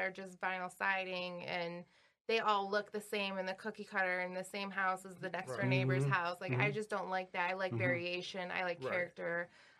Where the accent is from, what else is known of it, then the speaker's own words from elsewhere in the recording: Dearborn, Michigan, United States; also born or lived in New York; I was raised in Dearborn. I was born in New York. I have family in New York and whatnot, but I was raised in Dearborn. But my mom is from Detroit. My whole family is from Detroit.